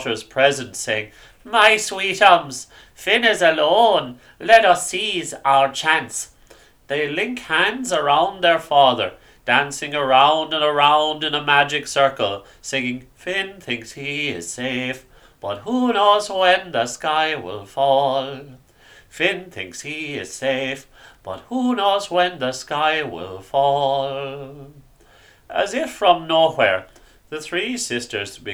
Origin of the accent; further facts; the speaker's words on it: Ireland; Growing up in Ireland in the 90s, you often studied the stories of na Fine in school